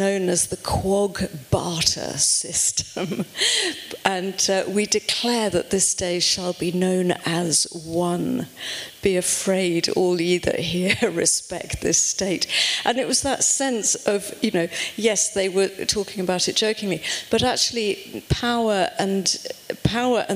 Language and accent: English; United Kingdom; you can tell from my accent that I come from over the pond